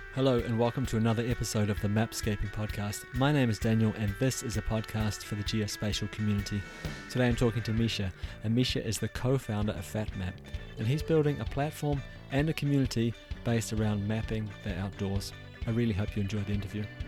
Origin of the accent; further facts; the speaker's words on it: New Zealand; I come from New Zealand